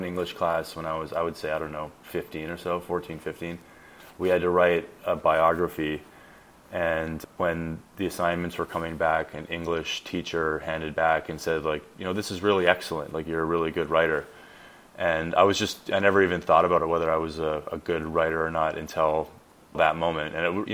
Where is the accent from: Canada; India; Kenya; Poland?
Canada; La Ronge, Saskatchewan; moved away; also born or lived in Toronto; I was born in Saskatchewan, Canada, in a little town called LaRange, which is like fairly north in the province.